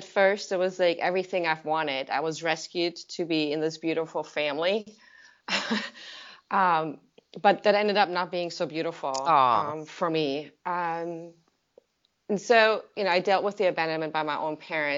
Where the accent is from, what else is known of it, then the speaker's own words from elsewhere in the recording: Germany; moved away; I'm from Germany, so the culture about alcohol is very different over there